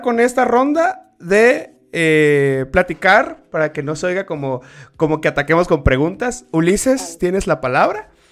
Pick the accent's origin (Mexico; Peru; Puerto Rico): Mexico; Tabasco; now in Querétaro, Mexico; aquí en Querétaro, yo soy de Tabasco, pero estoy en Querétaro